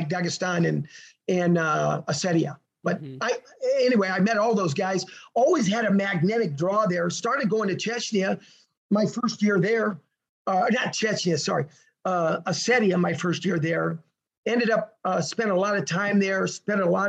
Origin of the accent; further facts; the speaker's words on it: United States; moved away as an adult; also born or lived in Russia / Mongolia; I'm American